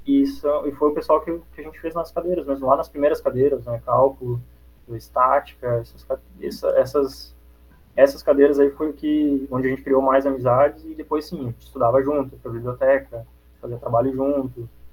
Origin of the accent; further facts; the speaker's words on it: Antônio Prado, Rio Grande do Sul, Brazil; moved away as an adult; now in Florianópolis, Brazil; Minha cidade natal é Antônio Prado, é perto de Caxias do Sul